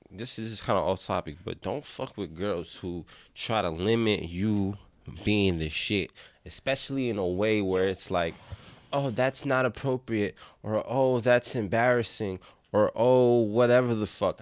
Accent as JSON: {"language": "English", "town": "New York City", "region": "New York", "country": "United States", "tie": "born or raised there", "said": "I grew up in the Bronx"}